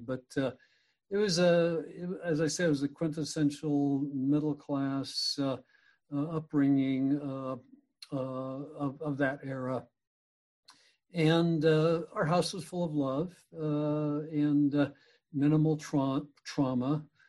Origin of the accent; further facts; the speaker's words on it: Pueblo, Colorado, United States; also born or lived in Denver, Colorado; So I was born in Pueblo, Colorado, which is a steel town known in the U.S. as the Pittsburgh of the West back then.